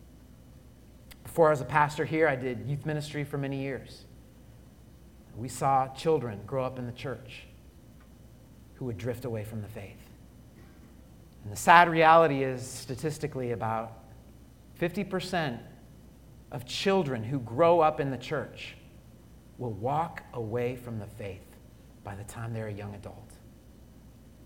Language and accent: English; Colorado, United States; I grew up in Colorado.